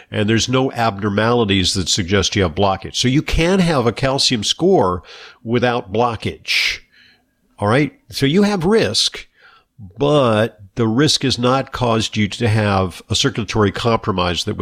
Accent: Santa Monica, California, United States; Okay, well, yeah, I'm from uh, Santa Monica, California, so yeah, it's my old

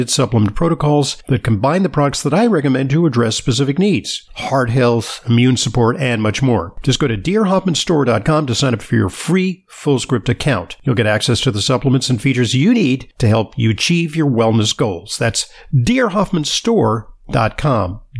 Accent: Santa Monica, California, United States; Okay, well, yeah, I'm from uh, Santa Monica, California, so yeah, it's my old

